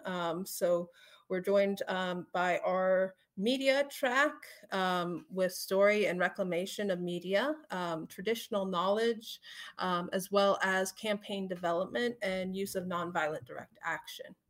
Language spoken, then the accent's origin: English; United States; I am from the Omaha Tribe of Nebraska in Iowa.